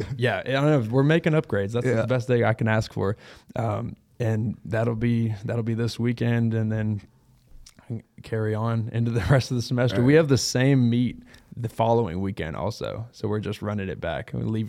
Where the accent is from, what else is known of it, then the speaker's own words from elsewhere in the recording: Texas, United States; I'm from Texas.